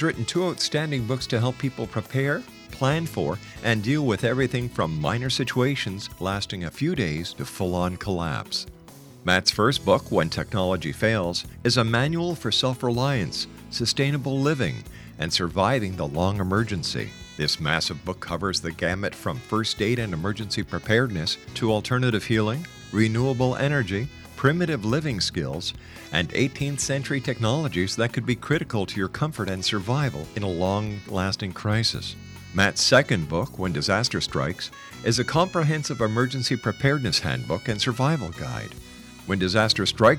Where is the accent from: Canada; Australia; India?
Canada; Montreal, Quebec; moved away; I'm from Montreal originally